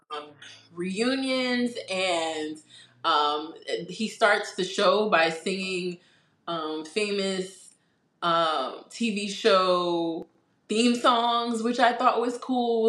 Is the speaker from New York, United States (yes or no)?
yes; New York, United States; We're from New York.